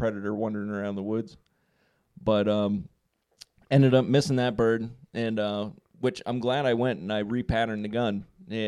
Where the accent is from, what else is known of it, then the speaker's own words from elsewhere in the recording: Trumbull County, Ohio, United States; I'm hunting in my hometown.